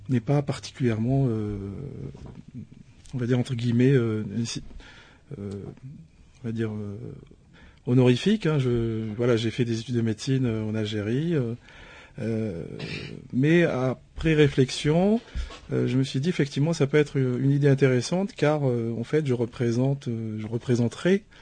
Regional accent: France; je ne suis pas qu'algérien, je suis franco-algérien et d'ailleurs je suis français à part entière et fier de l'être.

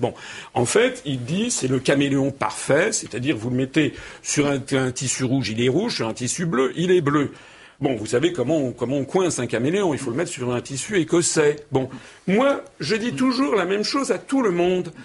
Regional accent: France; Moi, je suis français

